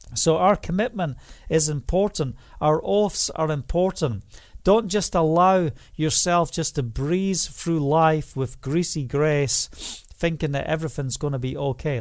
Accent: Scotland, United Kingdom; preach in the, the rain and the noon in Scotland, and I walk the two miles home

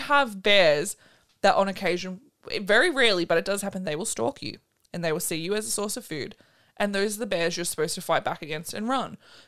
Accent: Florida, United States; We're from Florida. We don't know about this stuff.

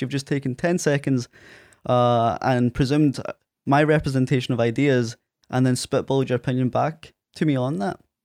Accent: Prestwick, Scotland, United Kingdom; accent: Scottish; also born or lived in Ayr; Presswick, my hometown where Craig's from, uh, and explained it was on the west coast of Scotland

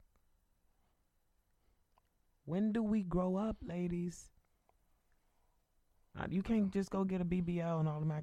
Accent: Northeast, United States; I grew up in the Northeast

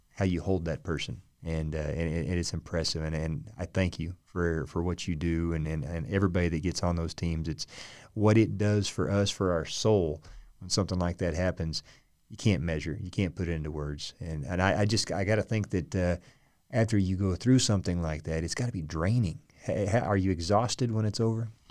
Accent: Muskogee, Oklahoma, United States; I'm an …

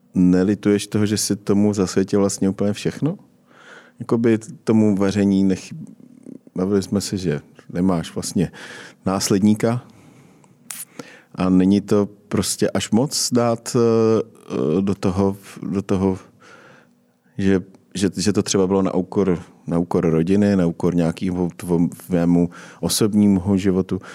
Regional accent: Czechia; my vlastně Češi

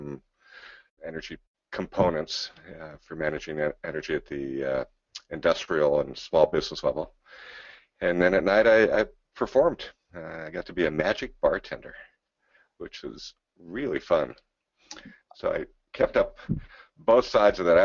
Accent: San Diego, California, United States; also born or lived in Santa Barbara; I grew up in San Diego.

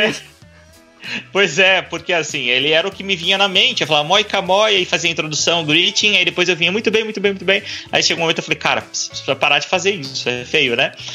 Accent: Indaiatuba, São Paulo, Brazil; Eu sou de Indaiatuba

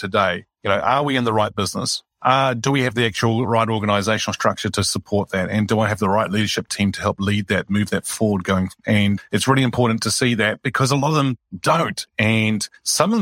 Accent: Greece; Greece is where I originate from

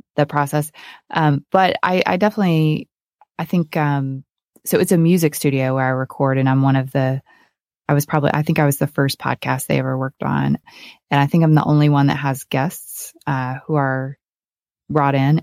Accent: Oklahoma, United States; moved away as an adult; also born or lived in upstate New York / Malibu, California; I grew up in a small town in Oklahoma

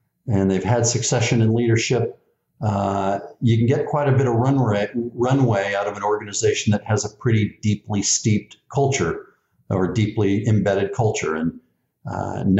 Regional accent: the Bay Area, California, United States; growing up in the Bay Area with three or four bridges to get across

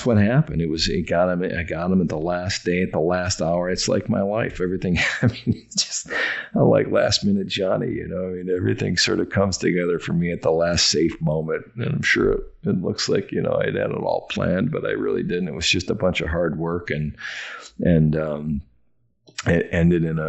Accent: Oshkosh, Wisconsin, United States; moved away; my hometown in Oshkosh, Wisconsin

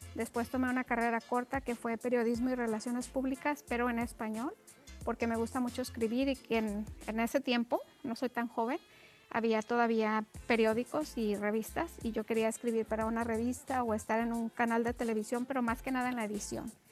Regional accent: Mexico; somos mexicanos

